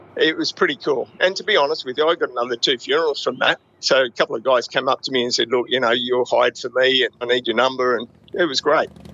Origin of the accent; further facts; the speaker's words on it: Gold Coast, Queensland, Australia; also born or lived in Broadmeadows, Victoria; I grew up on the Gold Coast. So I arrived here when I was uh, three or four years old from Victoria, Broadmeadows, I was born